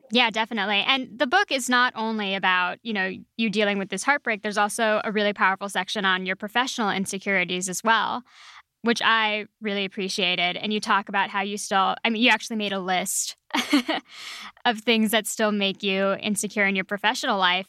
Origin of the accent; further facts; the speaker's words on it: El Paso, Texas, United States; moved away; I'm from West Texas, and so oh, I'm very familiar. Yeah, I'm from El Paso